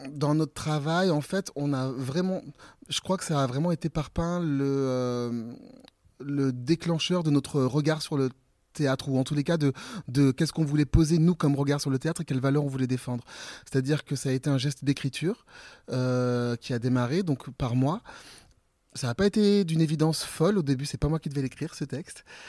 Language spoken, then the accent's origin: French; Ambazac, Nouvelle-Aquitaine, France; also born or lived in Bellac; mon entrée au théâtre, c'était une prof de grec le mercredi après-midi euh, dans mon collège à Ambazac, euh, vraiment dans, dans, le fin fond du Limousin